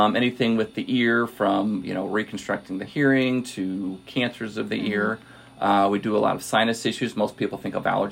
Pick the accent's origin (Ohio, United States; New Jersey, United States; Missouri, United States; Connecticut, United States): Missouri, United States; Washington; also born or lived in San Antonio, Texas; I grew up out in Washington, Missouri, which is about an hour west of here